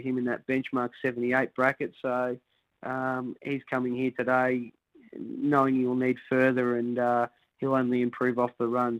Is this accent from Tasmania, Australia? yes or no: no; Somerville, Victoria, Australia; I grew up in Somerville, which is not far away